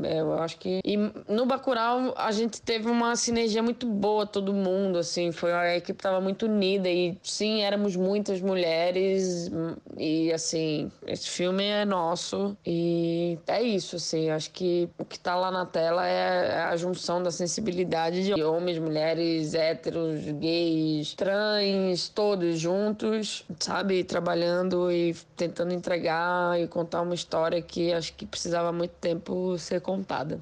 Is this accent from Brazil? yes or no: yes; Recife, Pernambuco, Brazil; now in São Paulo, Brazil; eu sou pernambucano, eu sou nascido em Recife, moro em São Paulo, mas Sou, sou pernambucana e tenho muito orgulho disso